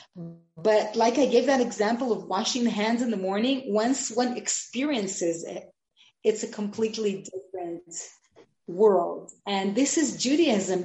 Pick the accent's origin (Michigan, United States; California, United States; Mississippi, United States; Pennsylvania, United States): California, United States; Los Angeles; now in Israel; I grew up in Los Angeles